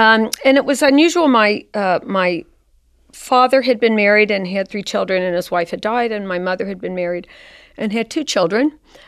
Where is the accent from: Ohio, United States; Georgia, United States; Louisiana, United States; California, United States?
Ohio, United States; Cincinnati; I grew up in Cincinnati in Mount Carmel.